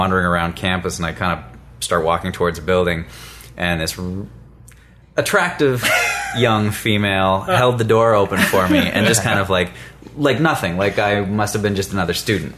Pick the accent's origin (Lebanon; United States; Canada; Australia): Canada; Kettleby, Ontario; also born or lived in Etobicoke; now in Ottawa, Canada; Born there. Grew up just outside of Toronto. A little town called Kettleby.